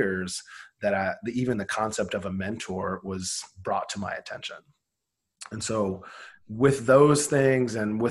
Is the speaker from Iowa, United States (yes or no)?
yes; Iowa, United States; Grew up super poor in Iowa